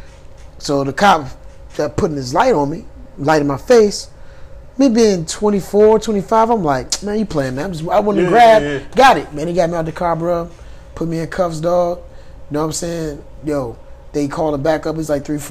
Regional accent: Richmond, Virginia, United States; I'm from Richmond, Virginia

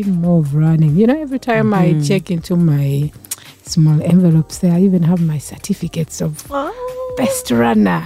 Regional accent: Uganda; I grew up in Mutungo

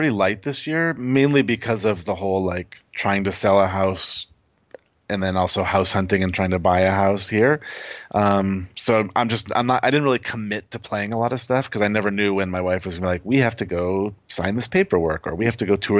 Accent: Michigan, United States; now in North Carolina, United States; We're originally from Michigan, moved to Los Angeles on a sort of a whim.

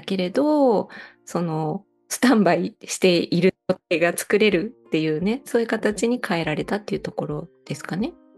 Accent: Osaka, Japan; now in Matsumoto, Japan; 私も大阪で育ったので雪とは全然無縁だったんですけど、うんうん長野県の松本に引っ越してきてからは

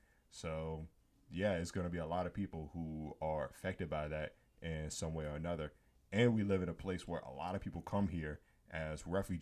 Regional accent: United States; as Americans

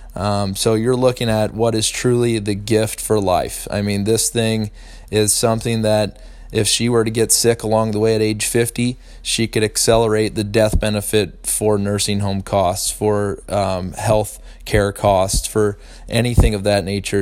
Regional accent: St. Louis, Missouri, United States; I grew up in St. Louis love the Cardinals tremendously

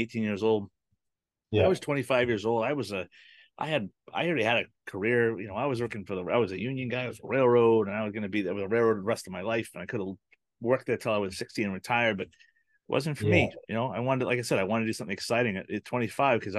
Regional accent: New England, United States; I came from New England

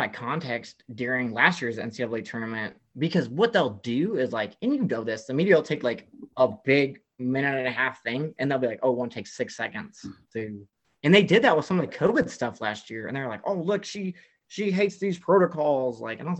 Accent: the South, United States; Like, I grew up in the South. I grew up on like Southeastern Conference sports, Big 12 sports.

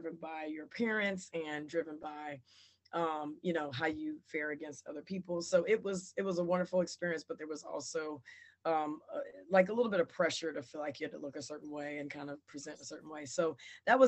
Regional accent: Chapel Hill, North Carolina, United States; I'm originally from Chapel Hill.

